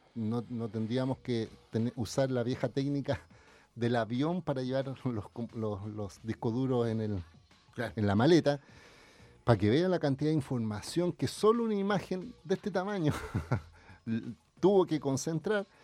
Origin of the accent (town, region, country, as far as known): Chile